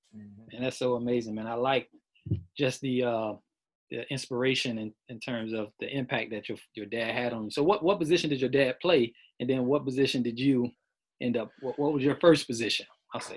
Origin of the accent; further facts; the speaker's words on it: Miami, Florida, United States; I'm from South Florida, Miami